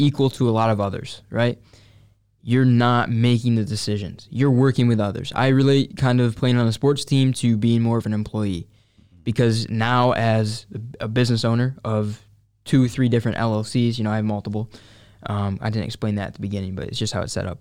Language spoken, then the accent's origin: English; Syracuse, New York, United States; I grew up right here in, uh, Syracuse.